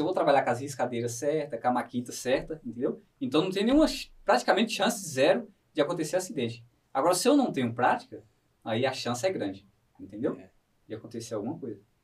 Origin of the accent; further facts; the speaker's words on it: interior of Bahia, Brazil; moved away; eu sou da Bahia, lá do interior da Bahia